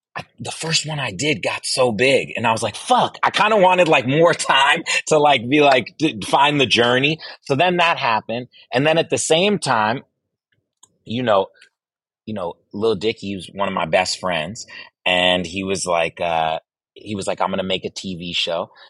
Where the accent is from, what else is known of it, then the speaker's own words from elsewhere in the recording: Virginia, United States; I grew up in Virginia